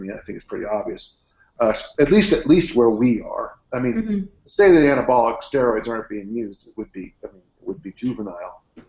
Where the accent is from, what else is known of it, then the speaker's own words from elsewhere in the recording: South San Francisco, California, United States; Yeah, I grew up in South City, and it's a great place.